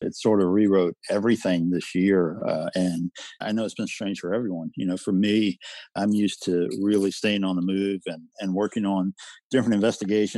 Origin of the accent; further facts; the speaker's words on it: the South, United States; growing up in the South and, of course, being exposed to the Southern Christian mindset